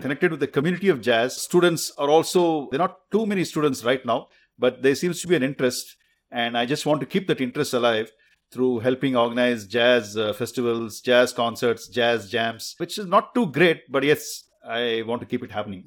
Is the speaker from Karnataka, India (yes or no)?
yes; Bangalore, Karnataka, India; also born or lived in Mysore; up in Bengaluru. Although I was born in Mysore, uh, it's, uh, another city close to Bangalore.